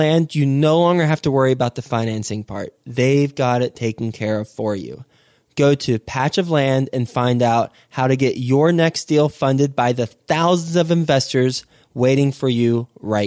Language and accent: English; Fort Worth, Texas, United States; also born or lived in Houston, Texas; Houston, Texas, my home state. Not home city, but my home state. Actually, I actually lived in Houston for a couple years when I was 1 and 2 years old, and then we moved to Fort Worth.